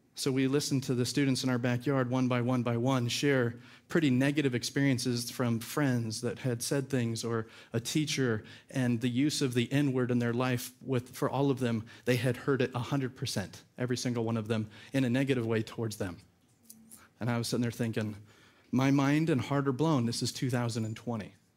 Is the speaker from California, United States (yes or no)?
yes; California, United States; moved away; also born or lived in Georgia; we're from California.